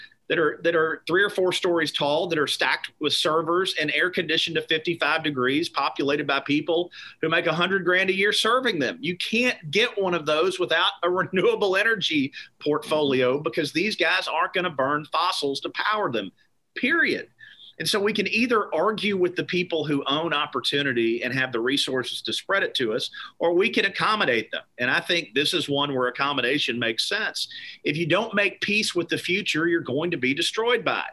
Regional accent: Meade County, Kentucky, United States; I am from Meade County, Kentucky, which is about an hour southwest of Louisville. My family grew tobacco in Kentucky for over 100 years. I grew up in the tobacco patch

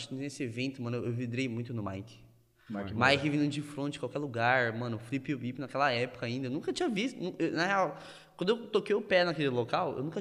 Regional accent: Carapicuíba, São Paulo, Brazil; also born or lived in Osasco; Eu nasci em São Paulo, acho que perto daqui da Dream. E só que eu morei um tempo em Osasco, por causa da minha família, da minha mãe e do meu pai, que morava tudo em Osasco. Quando eu fiz uns 5 anos, me mudei para Carapicuíba

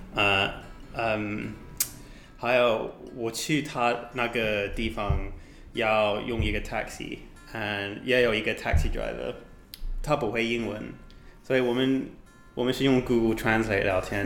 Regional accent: United Kingdom; Chinese is a second language; moved away as an adult; now in Taiwan; 我来自英国，呃，在台湾，已经住一年半

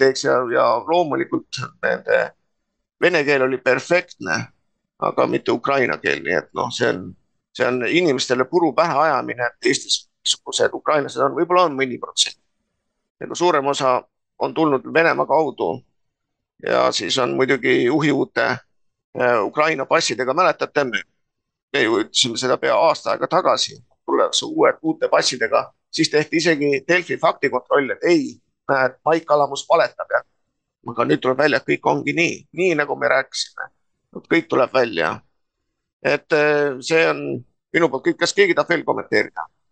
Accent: near Tallinn, Harju County, Estonia; ma olen sündinud Puusalus, Tallinna ligidal. noh, meie põhimõtteliselt oli sajaprotsendiliselt eestikeelne alevik

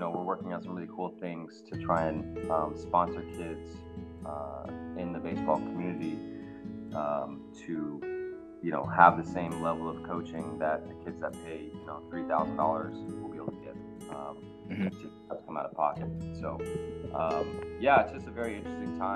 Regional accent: Richmond, California, United States; I grew up in Richmond, not the Richmond district, but East Bay, Richmond

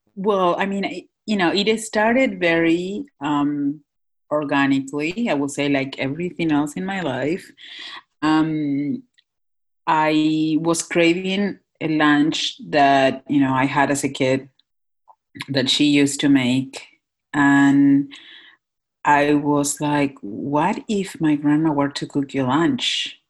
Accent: Northwest Argentina, Argentina; moved away as an adult; now in Philadelphia, United States; I'm uh, born and raised in Northwest Argentina.

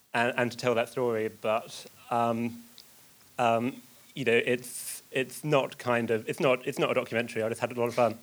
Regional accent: Essex, East of England, United Kingdom; I'm from Essex

